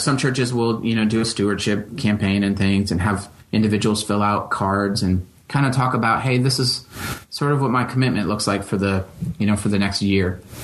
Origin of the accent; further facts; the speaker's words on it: Holland, Michigan, United States; growing up in Western Michigan